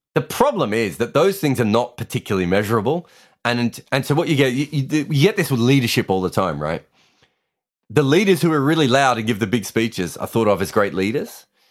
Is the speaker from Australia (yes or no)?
yes; Australia; I'm Australian